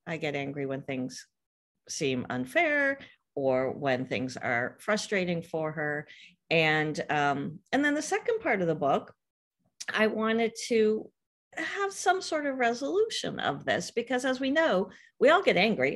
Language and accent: English; California, United States; I grew up out here in California